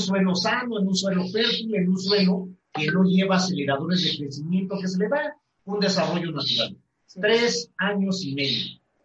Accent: Mexico; los mexicanos no estamos informados

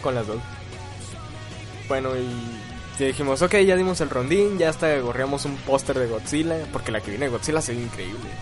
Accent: Mexico; Nosotros, siendo mexicanos

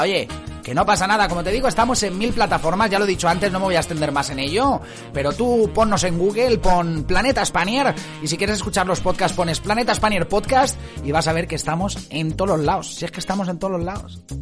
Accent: Dénia, Valencian Community, Spain; yo soy de Denia

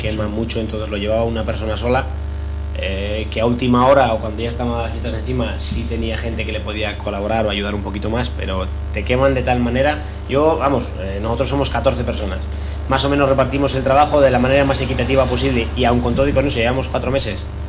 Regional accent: Tanos, Cantabria, Spain; Thanos, para mí, mi pueblo, no deja de ser un barrio

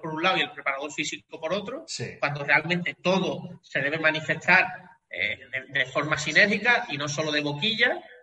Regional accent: Cádiz, Andalusia, Spain; also born or lived in Catalonia; soy gaditano, aquí en Cádiz

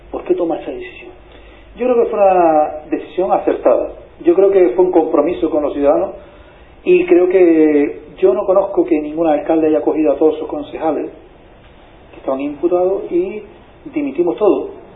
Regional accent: Canary Islands, Spain; en Canarias tenemos una, gran disyuntiva

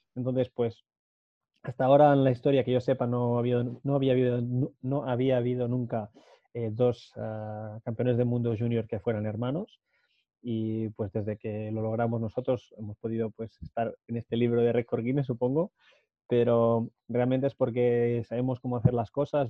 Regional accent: Matadepera, Catalonia, Spain; la gente de Mate de Pera, de mi pueblo

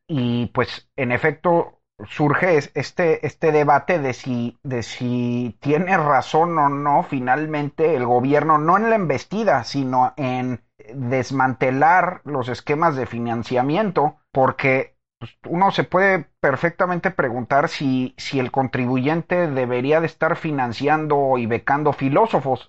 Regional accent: Texas, United States; also born or lived in Mexico; nací en México, pero crecí en Texas

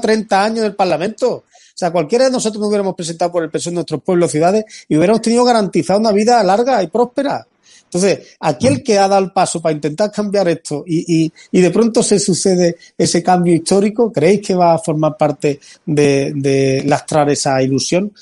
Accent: Antequera, Andalusia, Spain; Yo que soy de interior, yo que soy de Antequera

